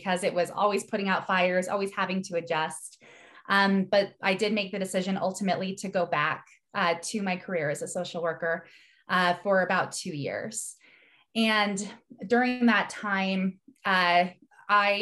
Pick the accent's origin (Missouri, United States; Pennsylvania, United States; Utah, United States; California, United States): Utah, United States; Salt Lake City; I grew up here in Salt Lake City, Utah, in the United States